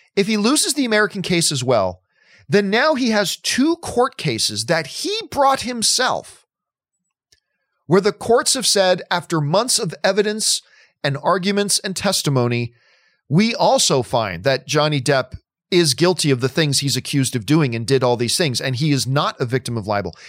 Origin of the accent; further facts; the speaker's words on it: Hamilton, Ontario, Canada; now in United States; Hamilton, Ontario, Canada is my hometown, that's where my family is